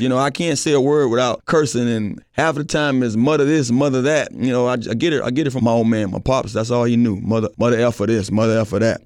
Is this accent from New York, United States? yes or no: no; Miami, Florida, United States; growing up in Miami